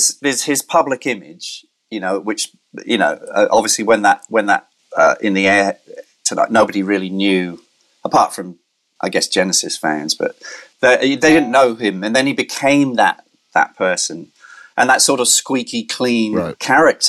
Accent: Andalusia, Spain; moved away; also born or lived in London, England; I grew up in Spain, in the south of Spain

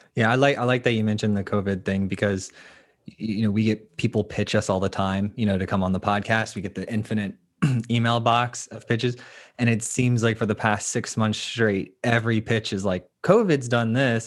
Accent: Florida, United States; I'm from the Sunshine State

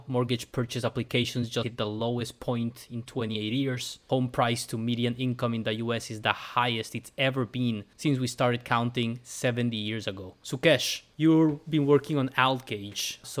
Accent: Deep South, United States; moved away; also born or lived in New York; I told them from the Deep South.

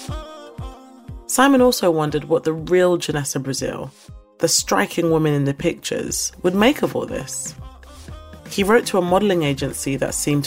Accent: United Kingdom; also born or lived in London / Lagos, Nigeria; I'm British Nigerian, and I divide my time between London and Lagos.

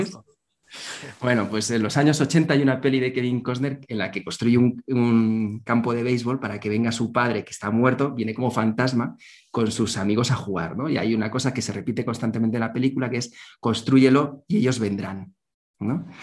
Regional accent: Zaragoza, Aragon, Spain; soy nacido en Zaragoza

